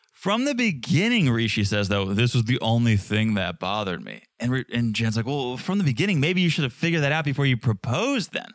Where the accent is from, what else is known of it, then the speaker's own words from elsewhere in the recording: United States; I'm an American